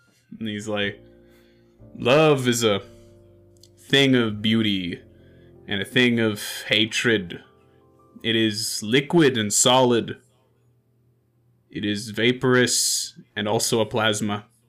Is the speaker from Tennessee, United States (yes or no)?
no; Maine, United States; now in France; So, I'm not extremely well traveled. You see, I grew up in Maine.